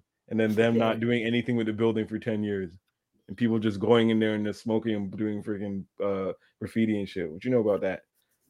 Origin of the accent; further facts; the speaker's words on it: Dorval, Quebec, Canada; You just tell people I'm from Northside, Dover.